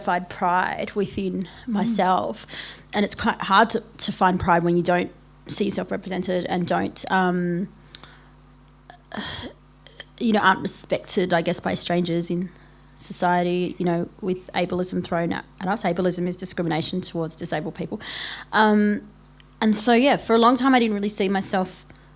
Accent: Melbourne, Victoria, Australia; I'm from Melbourne

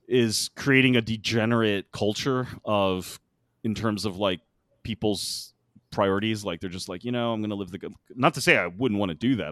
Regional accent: United States; as an American

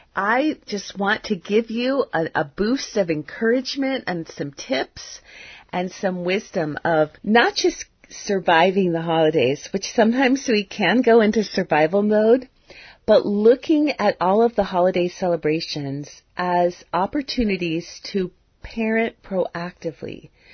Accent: United States; culture that I grew up in in the United States in the 1960s

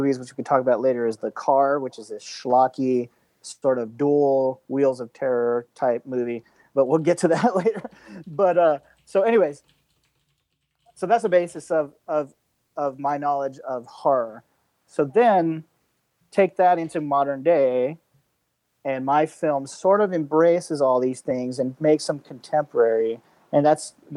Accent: Georgia, United States; moved away as an adult; also born or lived in Los Angeles; now in Thailand; I am from Georgia.

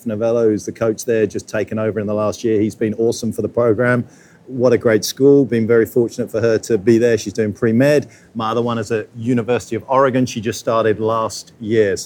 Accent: Essex, East of England, United Kingdom; also born or lived in London; now in United States; I'm from Essex.

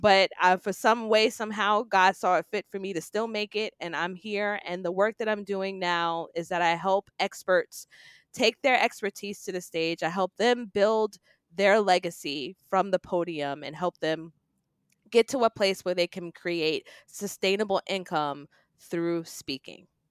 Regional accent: New York City, New York, United States; I grew up in New York City, in Queens

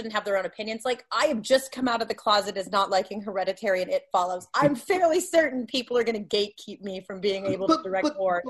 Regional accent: Canada; I'm a Canadian, and we're fighting a hard fight as Canadian filmmakers to get a name anywhere.

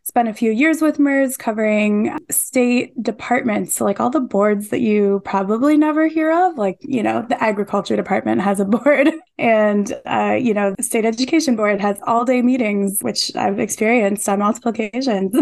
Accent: Detroit, Michigan, United States; a homecoming to my hometown paper

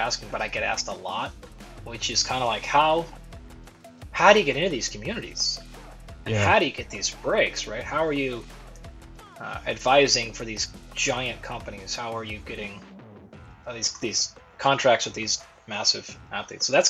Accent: Pacific Northwest, United States; moved away as an adult; also born or lived in Tempe, Arizona / Fullerton, California; I was born in the Pacific Northwest, so in a pretty small community, farming and logging, things like that.

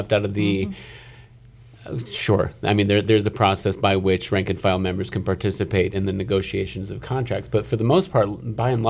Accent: Detroit, Michigan, United States; I'm from Detroit

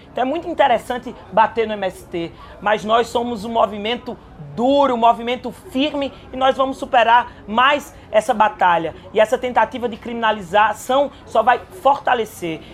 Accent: Caruaru, Pernambuco, Brazil; Eu sou de Caruaru, sou do interior, vem de lá

